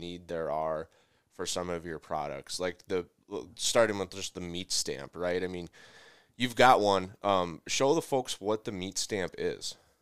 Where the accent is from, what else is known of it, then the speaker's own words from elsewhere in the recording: Midwest, United States; I'm from the Midwest, and so ice fishing is a huge cultural thing